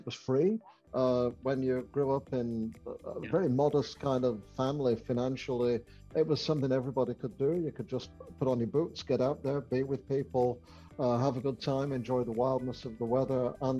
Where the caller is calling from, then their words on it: Ottawa, Ontario, Canada; I am coming in from Ottawa in Canada.